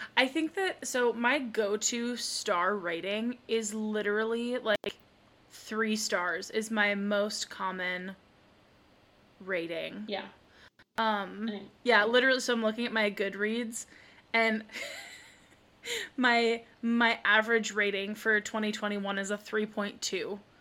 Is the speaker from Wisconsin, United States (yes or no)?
yes; Spooner, Wisconsin, United States; my my hometown